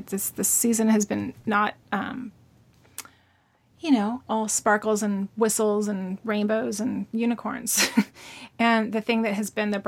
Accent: Alta Loma, California, United States; now in Northern California, United States; I lived in Altaloma, which is a little suburb over by Upland, Ontario, the base of Mount Baldy

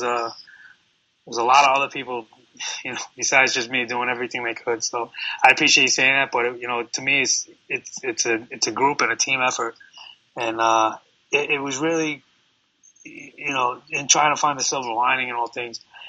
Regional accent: New York City, New York, United States; I'm born and raised in New York City. I'm here, you know, almost 42 years now.

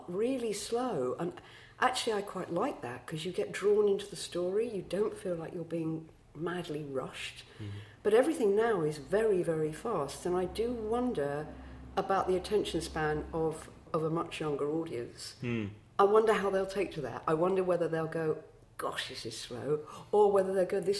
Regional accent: London, United Kingdom; also born or lived in Brockley, London; we moved to Eltham when I was 6 or 7

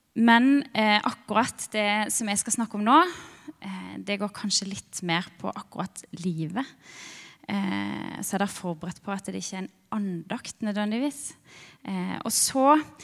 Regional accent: Birkeland, Agder, Norway; jeg kommer fra Birkeland. Ei lita, veldig sjarmerende bygd

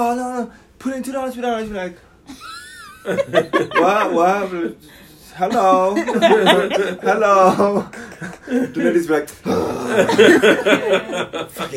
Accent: United States; first language English; moved away as an adult; now in China; As an American

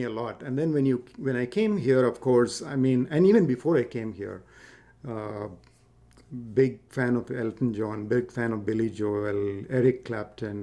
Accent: South India, India; now in United States; I grew up in India, so we listened, when I was growing up, it was Indian film music

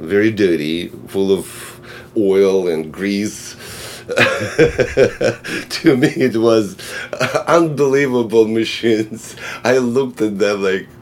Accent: Russia; born or raised there; English is a second language; moved away as an adult

